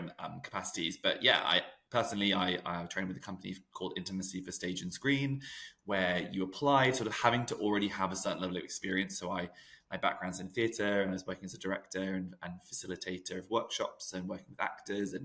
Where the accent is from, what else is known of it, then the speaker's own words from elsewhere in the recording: New Zealand; now in United Kingdom; I'm from New Zealand originally